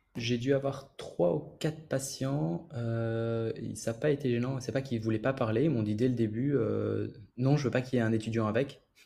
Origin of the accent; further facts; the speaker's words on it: Belgium; moved away as an adult; now in Paris, France; je viens de Belgique, mais je travaille à Paris